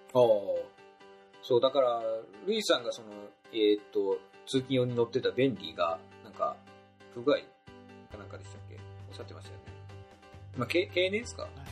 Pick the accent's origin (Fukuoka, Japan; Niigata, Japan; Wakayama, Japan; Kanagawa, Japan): Niigata, Japan; 僕と同じ新潟の方